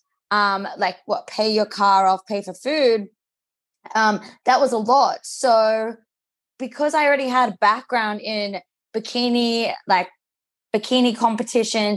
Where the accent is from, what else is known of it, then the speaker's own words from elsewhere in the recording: Newcastle, New South Wales, Australia; also born or lived in Sydney / Mexico; I grew up in Newcastle.